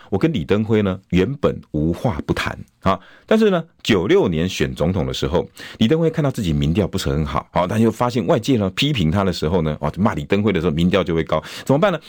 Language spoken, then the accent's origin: Chinese; Taiwan; 我们台湾人